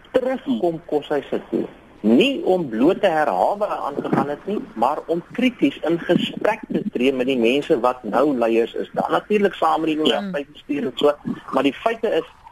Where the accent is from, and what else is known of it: South Africa